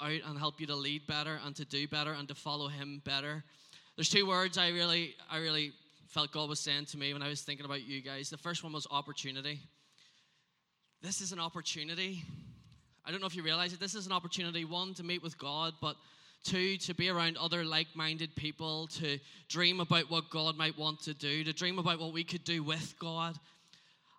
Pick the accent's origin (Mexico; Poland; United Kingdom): United Kingdom; Northern Ireland; I am from Northern Ireland.